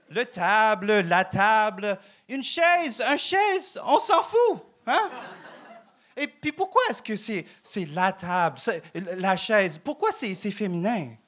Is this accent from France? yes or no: no; Vietnam; French is a second language; now in Canada; Euh, euh, moi, je viens du Vietnam. Euh, et moi, j'aime beaucoup le Québec parce que moi, je sens comme chez nous.